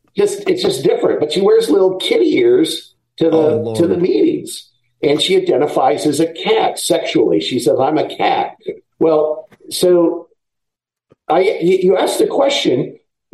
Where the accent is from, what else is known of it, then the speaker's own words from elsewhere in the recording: Seattle, Washington, United States; moved away as an adult; also born or lived in Oregon; I'm from Seattle originally